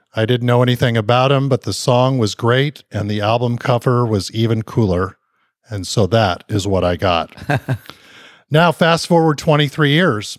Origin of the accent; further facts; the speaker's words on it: Southern California, United States; growing up in Southern California